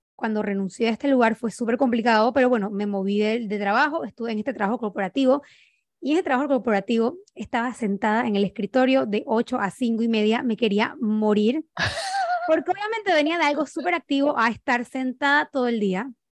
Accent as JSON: {"language": "Spanish", "country": "Panama", "said": "soy panameña, tengo 29 años"}